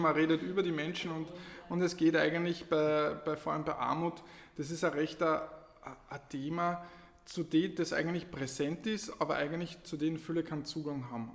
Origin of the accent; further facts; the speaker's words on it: Lower Austria, Austria; moved away as an adult; also born or lived in Carinthia; now in Klagenfurt, Austria; Also ich bin ein Niederösterreicher in Kärnten und ähm, bin vor ungefähr neun Jahren nach Kärnten gekommen für Studium